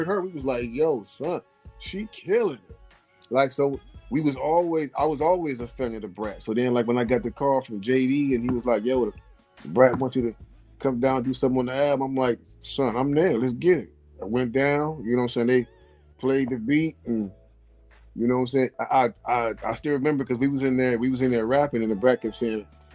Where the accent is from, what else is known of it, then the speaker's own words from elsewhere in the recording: Midwest, United States; We're not East Coast. We're from the Midwest.